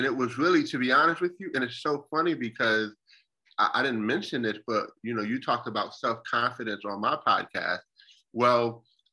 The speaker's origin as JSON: {"language": "English", "town": "Buffalo", "region": "New York", "country": "United States", "tie": "born or raised there", "moved": "as an adult", "lives_now": "South Carolina, United States", "said": "born and raised in Buffalo, New York, most of my years"}